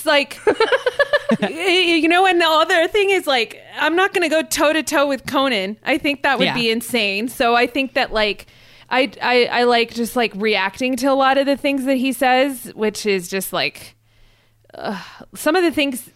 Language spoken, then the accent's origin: English; Los Angeles, California, United States; I'm from Los Angeles